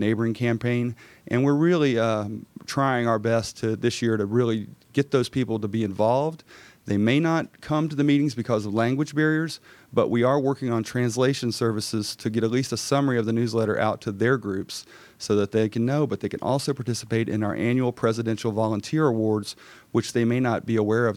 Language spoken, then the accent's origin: English; Gwinnett County, Georgia, United States; I grew up here in Gwinnett County